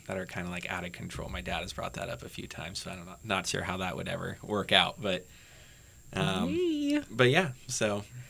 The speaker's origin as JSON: {"language": "English", "town": "Hayward", "region": "California", "country": "United States", "tie": "born or raised there", "said": "I grew up in San Francisco Bay Area, Hayward, California. So it's small, not very small, but a city outside of Oakland."}